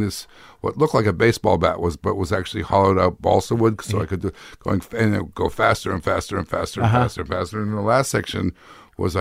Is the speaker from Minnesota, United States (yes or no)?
yes; Minneapolis, Minnesota, United States; also born or lived in Palm Springs; I was born. I was born in the Minneapolis